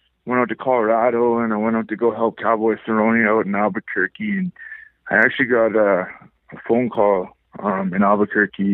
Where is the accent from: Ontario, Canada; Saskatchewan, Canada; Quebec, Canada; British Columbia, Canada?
British Columbia, Canada; Powell River; also born or lived in Delta, British Columbia; now in Vancouver, Canada; I was born and raised in Powell River, British Columbia. My mom moved to Vancouver when I was in grade 7. I did high school in Vancouver, in Delta, from, you know, grade 8 to grade 11.